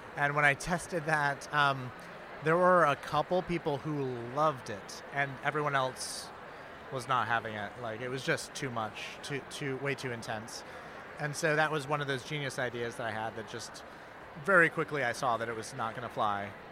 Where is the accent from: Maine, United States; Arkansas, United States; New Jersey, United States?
Maine, United States; now in New York City, United States; I'm from Maine originally, and I was missing Maine so much